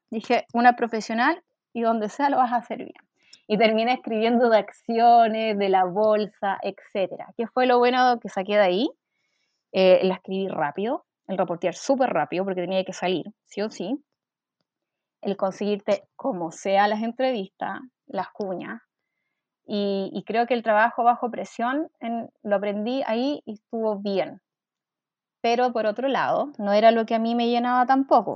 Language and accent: Spanish; Quilpué, Valparaíso, Chile; moved away as an adult; also born or lived in Viña del Mar; now in Santiago, Chile; nací en Viña del Mar, pero siempre viví en Quilpué, que es una mm, comuna que está hacia el interior.